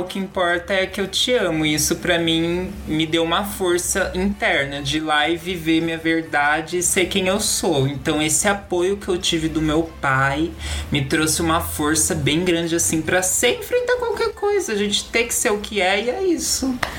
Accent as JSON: {"language": "Portuguese", "town": "Itu", "region": "São Paulo", "country": "Brazil", "moved": "as an adult", "lives_now": "São Paulo, Brazil", "said": "eu sou de Itu, interior de São Paulo, lá do mundo das vacas, do mato, bem tranquilo"}